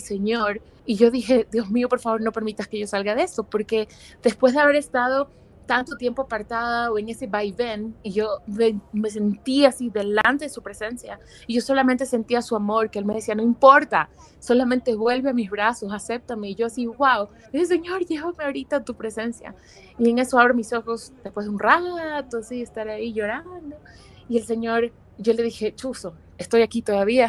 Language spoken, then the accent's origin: Spanish; Guayaquil, Guayas, Ecuador; moved away as an adult; now in Quito, Ecuador; yo soy de Guayaquil